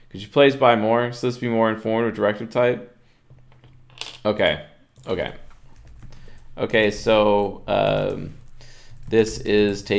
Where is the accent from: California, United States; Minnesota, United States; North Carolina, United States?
Minnesota, United States; Ooh, I'm thinking one's culture and upbringing is going to affect this a bit. I'm from Minnesota.